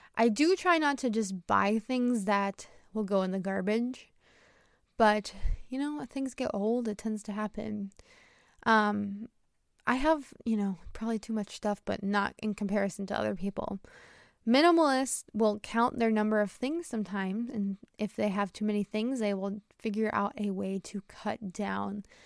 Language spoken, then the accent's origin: English; United States; I'm an American English teacher